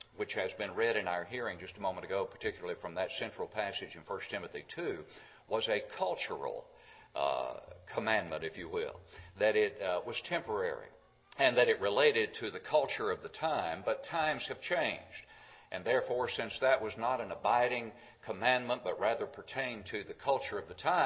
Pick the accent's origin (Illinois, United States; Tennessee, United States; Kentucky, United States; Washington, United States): Tennessee, United States; Smithville; just about 20 miles from my hometown of Smithville